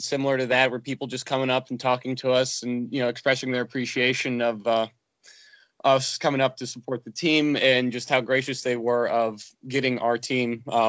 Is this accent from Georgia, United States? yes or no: yes; Atlanta, Georgia, United States; asked me if I was actually from Atlanta. And I said, yeah